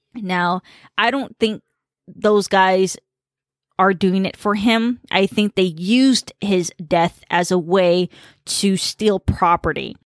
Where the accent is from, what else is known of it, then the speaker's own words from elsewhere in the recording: United States; first language Khmer; English is a second language; I grew up in a very diverse environment and, um, uh, you know, Khmer was my first language